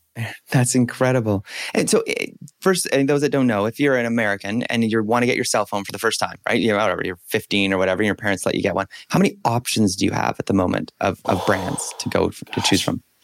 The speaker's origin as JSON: {"language": "English", "country": "Canada", "said": "as a Canadian"}